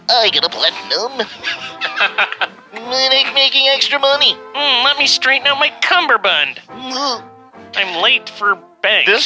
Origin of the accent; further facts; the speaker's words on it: Michigan, United States; We are from Michigan.